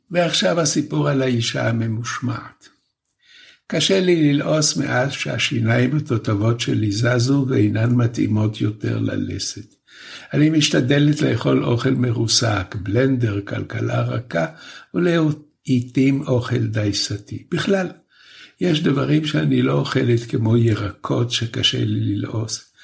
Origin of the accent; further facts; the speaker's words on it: Poland; born there; אני באופי שלי מאוד יקית, למרות שנולדתי בפולין.